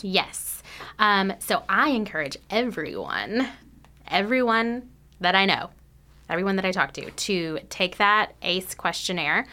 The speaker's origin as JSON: {"language": "English", "region": "North Texas", "country": "United States", "tie": "born or raised there", "moved": "as an adult", "lives_now": "Lexington, United States", "said": "I grew up in North Texas."}